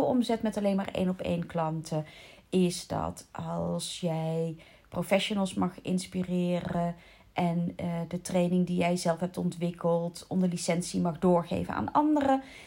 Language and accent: Dutch; North Brabant, Netherlands; accent: Brabants, 'verkapt' (faded); now in South Holland, Netherlands; Maar ik heb best wel vaak oordeel gekregen op mijn Brabants accent. Ondanks het feit dat ik intussen al 33 jaar, bijna 34 jaar... Eh, 33 jaar, ja, niet meer in Brabant woon